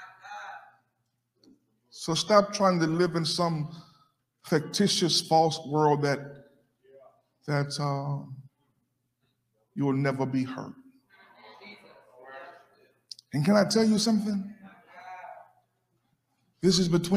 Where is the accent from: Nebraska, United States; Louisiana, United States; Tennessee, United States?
Louisiana, United States; Alexandria; I'm from Louisiana, Alexandria